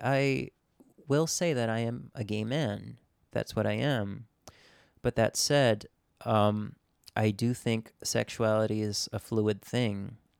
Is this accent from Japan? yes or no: yes; Japan; So, yes, I grew up in Japan, but at the same time, I grew up in a very simultaneously international, but also very niche community.